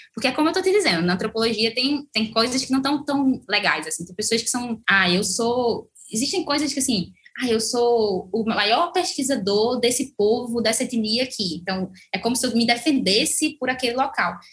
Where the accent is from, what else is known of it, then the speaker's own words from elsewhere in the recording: Brazil; enquanto brasileira